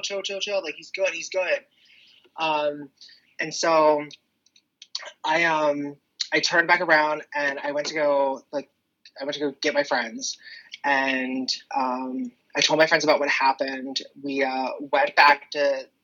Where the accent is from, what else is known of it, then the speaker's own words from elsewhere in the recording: Claymont, Delaware, United States; I was raised in the area and I grew up on the streets of Claymont